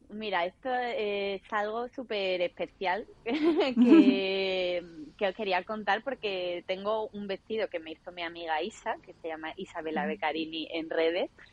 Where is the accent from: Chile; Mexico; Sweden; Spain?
Spain; Málaga, Andalusia; soy malagueña, vivo aquí en Málaga